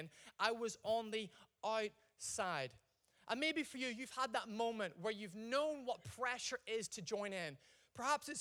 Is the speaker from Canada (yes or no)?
no; Ireland; I'm Irish